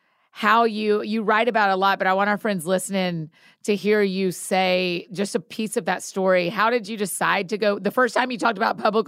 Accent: Marietta, Georgia, United States; I grew up in Marietta. That's where I'm from.

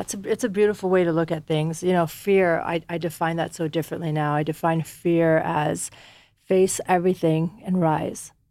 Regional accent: United States; born or raised there; also born or lived in Afghanistan

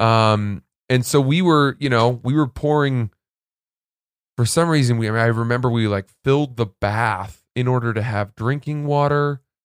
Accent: Maine, United States; also born or lived in New Jersey; I grew up in Maine.

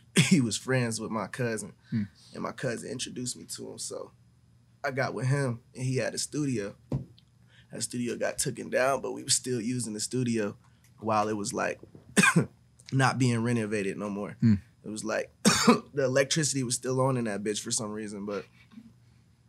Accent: Canton, Ohio, United States; also born or lived in Columbus, Ohio; I'm from Canton, Ohio, but I grew up in also Columbus

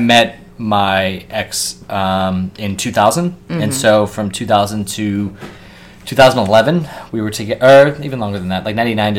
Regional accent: Columbus, Ohio, United States; moved away as an adult; also born or lived in Chicago / Savannah, Georgia; now in New York, United States; I was born in Chicago, but I grew up in Columbus, Ohio.

